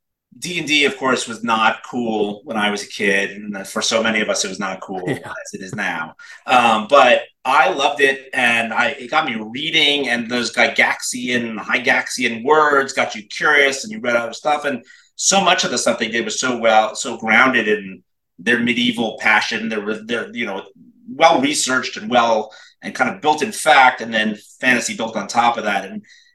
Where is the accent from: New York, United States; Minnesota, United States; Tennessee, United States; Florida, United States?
New York, United States; Brooklyn; now in Los Angeles, United States; I am a New Yorker. I'm from Brooklyn, New York originally, but you know, like I tell people, I don't talk like that no more. But yeah, I grew up in New York. Manhattan, and then Brooklyn, Manhattan, and then moved out to Los Angeles.